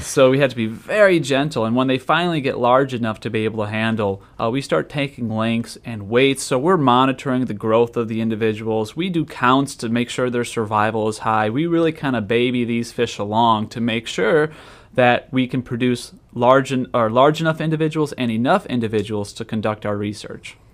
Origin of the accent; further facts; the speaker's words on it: Wisconsin, United States; moved away as an adult; also born or lived in Texas; now in Florida, United States; I'm actually originally from Wisconsin